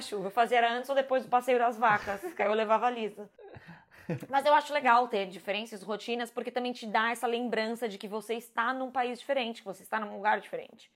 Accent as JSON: {"language": "Portuguese", "region": "São Paulo", "country": "Brazil", "moved": "as an adult", "said": "São Paulo é muito a minha cidade"}